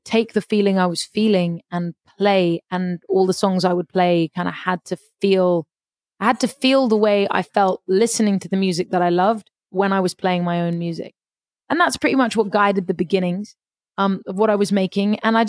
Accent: London, United Kingdom; also born or lived in Paris, France; I grew up in London for a start, and then I moved to Paris, and I sort of lived in London for the first 6 years of my life, and then moved to Paris for about 8 years, and then moved back to England.

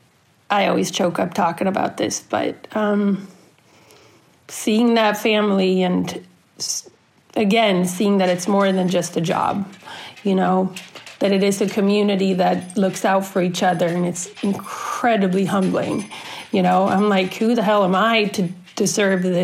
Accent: Sweden; moved away as an adult; now in United States; I'm originally from Sweden, born and raised, and I moved to the States in the end of 99, beginning of 2000

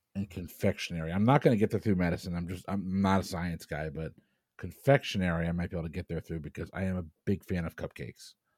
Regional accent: Tampa, Florida, United States; I'm from Tampa

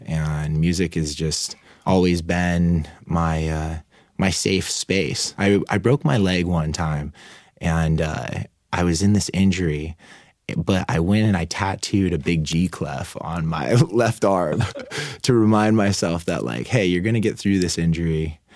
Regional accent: Oceanside, California, United States; also born or lived in Mammoth Mountain; born and raised in Oceanside.

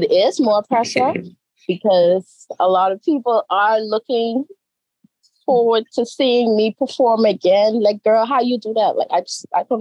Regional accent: Grand Turk, Turks & Caicos Islands; Grand Turk is my hometown

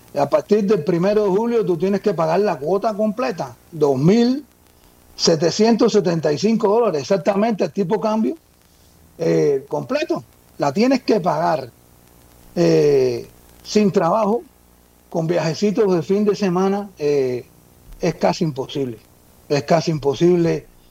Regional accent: Cuba; moved away as an adult; yo nací en Cuba, llevo aquí, llegué al país hace como unos 20 años.

